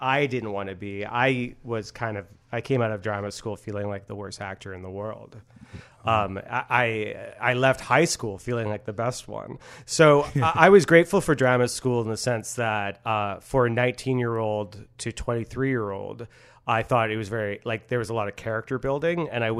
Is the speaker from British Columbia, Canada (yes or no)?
yes; Port Coquitlam, British Columbia, Canada; accent: suburban; When I arrived at drama school, like, which was in Vancouver, I was from Port Coquitlam, and they said that I sounded very suburban.